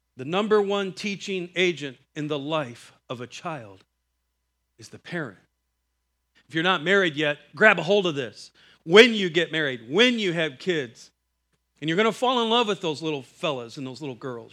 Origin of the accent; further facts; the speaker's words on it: Iowa, United States; I'm from Iowa.